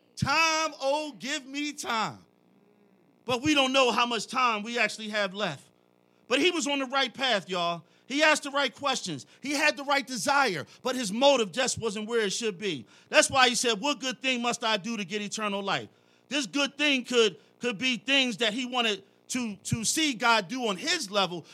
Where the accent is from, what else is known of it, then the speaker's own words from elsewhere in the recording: Philadelphia, Pennsylvania, United States; I'm from Philly.